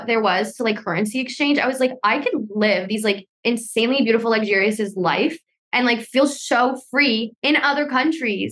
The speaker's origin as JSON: {"language": "English", "region": "South Florida", "country": "United States", "tie": "born or raised there", "also_born_or_lived": "Cali, Colombia", "moved": "as an adult", "lives_now": "Bali, Indonesia", "said": "I moved over to the US to live in Florida, South Florida, for some time of my life as I grew up"}